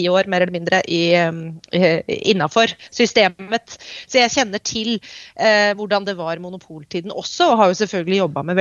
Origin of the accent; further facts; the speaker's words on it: Oslo, Norway; moved away as an adult; also born or lived in North England; now in London, United Kingdom; Jeg vokste opp eh, på Østensjø, eh, ved Østensjøvannet.